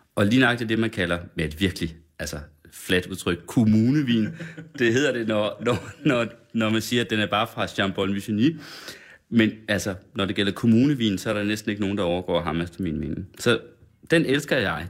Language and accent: Danish; Sønder Felding, West Jutland, Central Denmark Region, Denmark; now in Copenhagen, Denmark; Sønder Fælling i Vestjylland, den lille landsby, hvor jeg kommer fra